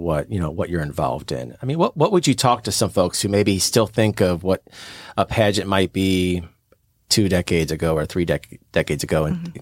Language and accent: English; St. Louis, Missouri, United States; my family owned a store in St. Louis, where I'm from, born and raised in St. Louis, Missouri